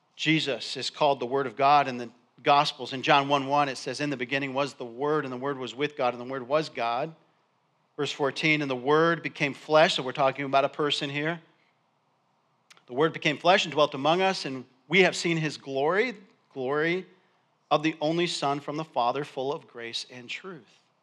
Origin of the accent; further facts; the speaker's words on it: Endicott, New York, United States; I grew up in Endicott, New York